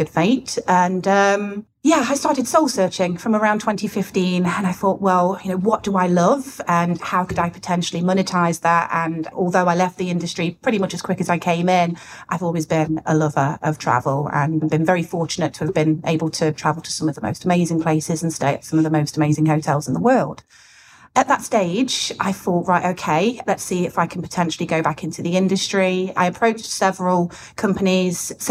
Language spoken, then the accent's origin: English; Nottingham, East Midlands, United Kingdom; I'm from Nottingham originally